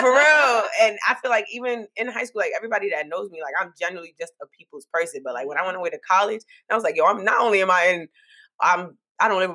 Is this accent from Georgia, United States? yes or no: no; New York City, New York, United States; moved away as an adult; I'm just that Brooklyn girl